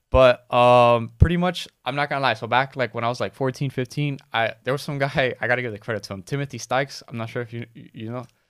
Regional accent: Miami, Florida, United States; born or raised there

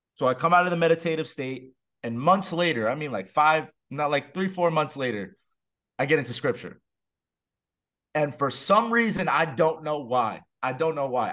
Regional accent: New Jersey, United States; I'm from Jersey

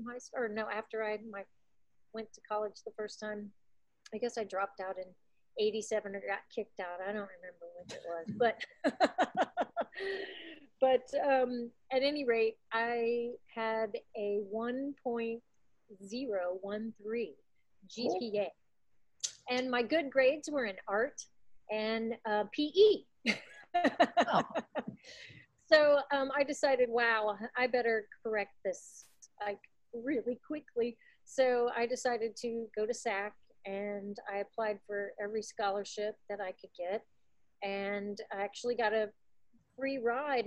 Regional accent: Belleville, Illinois, United States; moved away; also born or lived in Festus, Missouri area; I was born in Belleville, Illinois

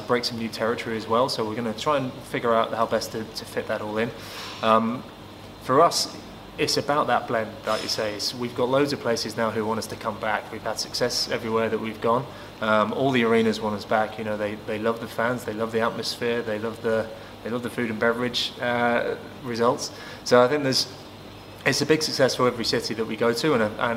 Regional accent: Manchester, North West England, United Kingdom; Manchester is my hometown

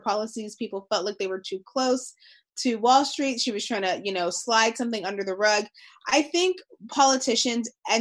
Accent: United States; as American people

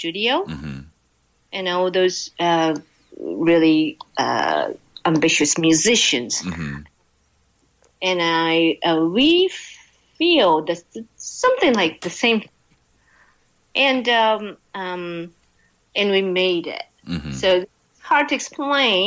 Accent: Aomori, Japan; also born or lived in Tokyo, Japan; now in New York, United States; I was born and raised in Japan. Mm-hmm. And Aomori was a place I grew up

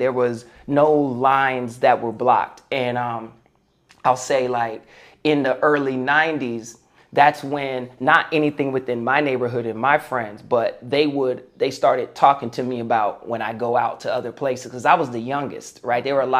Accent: Moreno Valley, California, United States; also born or lived in Fullerton, California / Los Angeles, California; And then we moved to Moreno Valley. Well, it was actually Sunnymead at the time. And from that time until I moved to L.A. when I was 20, I lived in Moreno Valley and grew up in an entirely Mexican neighborhood.

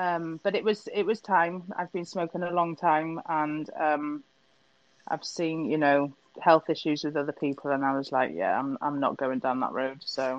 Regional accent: Wales, United Kingdom; accent: Wenglish; also born or lived in England; I was born in England, but I've lived in Wales since I was two. So we're what we call Wenglish. Welsh and English.

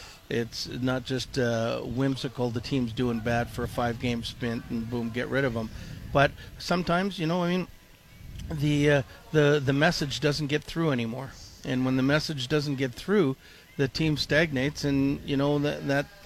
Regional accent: Toronto, Ontario, Canada; moved away as an adult; now in Minnesota, United States; growing up in Canada, in Toronto

